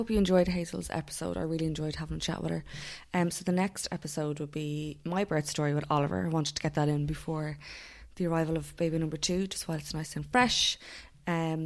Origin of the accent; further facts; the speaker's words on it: Naas, Leinster, Ireland; I'm from Naas